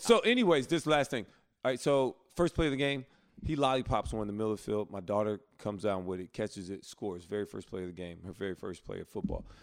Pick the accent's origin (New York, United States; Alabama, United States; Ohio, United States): Alabama, United States; now in Charlotte, United States; my hometown